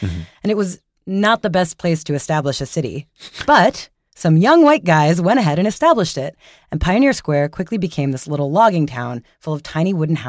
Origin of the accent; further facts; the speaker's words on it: New York, United States; moved away; I grew up in New York, lived there for my whole childhood and adulthood, or youthhood